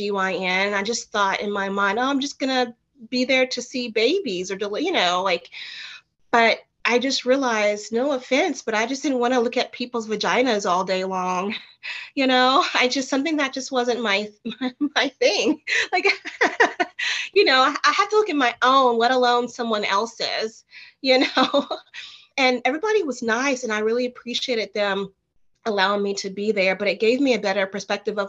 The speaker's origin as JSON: {"language": "English", "town": "Nashville", "region": "Tennessee", "country": "United States", "tie": "born or raised there", "also_born_or_lived": "Martin, Tennessee", "said": "went back home to my hometown in Nashville, Tennessee"}